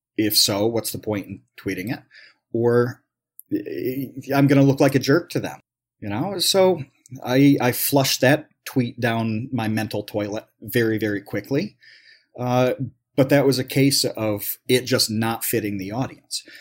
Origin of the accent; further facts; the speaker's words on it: New York, United States; I grew up in New York, so do I go to a SUNY school